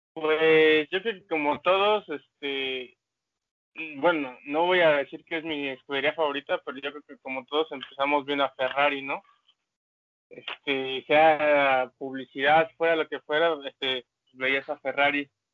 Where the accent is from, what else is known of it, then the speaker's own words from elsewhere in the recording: Mexico City, Mexico; la Ciudad de México